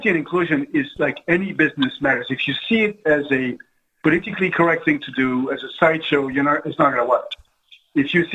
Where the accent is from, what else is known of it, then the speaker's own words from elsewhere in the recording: France; now in United States; I didn't grow up in this country. I grew up in France.